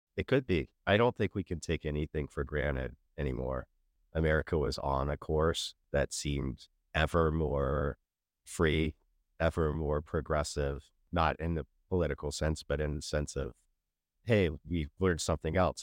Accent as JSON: {"language": "English", "town": "Sacramento", "region": "California", "country": "United States", "tie": "born or raised there", "also_born_or_lived": "Florida / Kentucky", "moved": "yes", "said": "Growing up in Sacramento"}